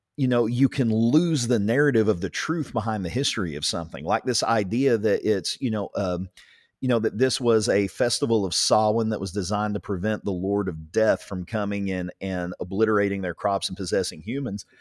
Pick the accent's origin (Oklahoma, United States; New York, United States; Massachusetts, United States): Oklahoma, United States; Ringling; down here in southern Oklahoma, growing up in Ringling, America